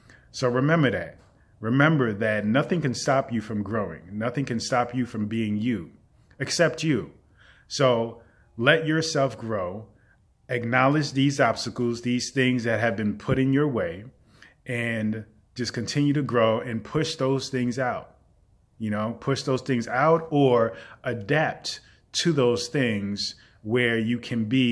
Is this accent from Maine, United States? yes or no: no; New York City, New York, United States; growing up in the Bronx